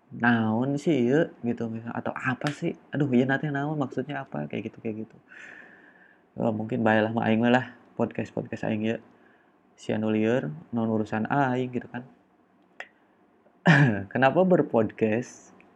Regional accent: West Java, Indonesia; gua asli orang Sunda dan maaf aja kalau misalnya pada episode ini atau pod, pada podcast gua sih bahkan ngomong guanya aja pasti keganti sama saya atau aing ya karena gua adalah orang Sunda

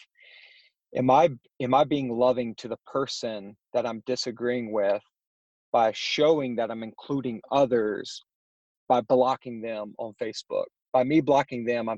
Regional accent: North Carolina, United States; born and raised in Rowan, North Carolina

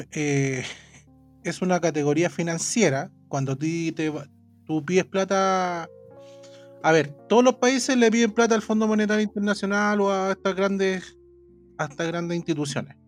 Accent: Chile

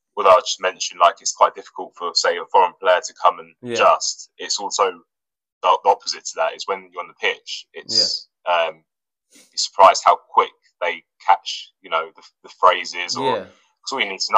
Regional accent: England, United Kingdom; first language Russian; English is a second language; us as like English people

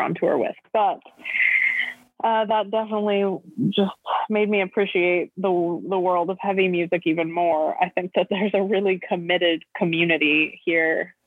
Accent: Los Angeles, California, United States; I'm from Los Angeles

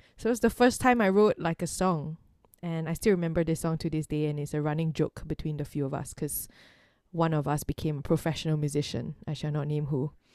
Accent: Singapore; growing up in Singapore

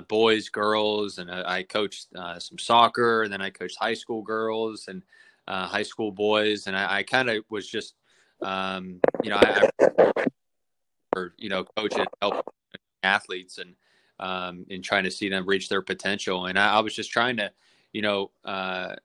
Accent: Morgantown, West Virginia, United States; moved away as an adult; now in Latrobe, United States; I grew up in Morgantown.

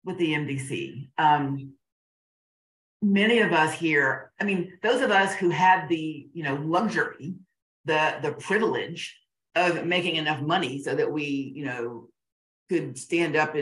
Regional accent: Augusta, Georgia, United States; I grew up in Augusta, Georgia

